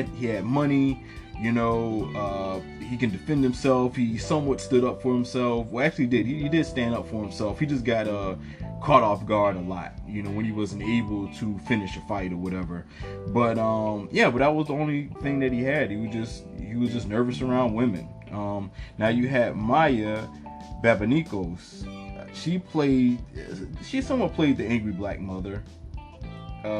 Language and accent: English; Savannah, Georgia, United States; also born or lived in New York; when my mother moved from New York with me back to Savannah